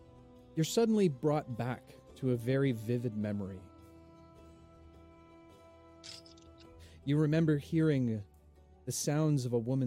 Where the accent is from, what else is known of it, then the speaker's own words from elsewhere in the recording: Canada; accent: thick Canadian; It's my thick Canadian accent.